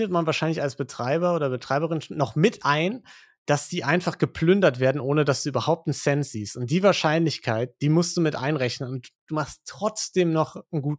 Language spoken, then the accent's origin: German; Western Hungary, Hungary; moved away; Ich bin in Westungarn aufgewachsen, circa 20 Kilometer von der österreichischen Grenze. In den 90er Jahren.